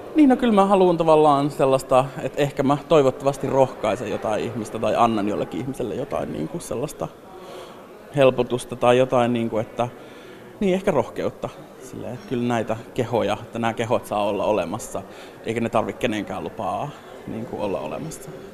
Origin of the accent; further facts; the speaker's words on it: northern Finland, Finland; moved away; mä pohjoisesta kotoisin